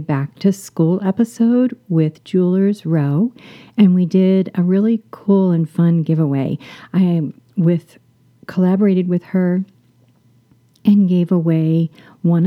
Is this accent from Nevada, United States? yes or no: no; Florida, United States; I grew up in Florida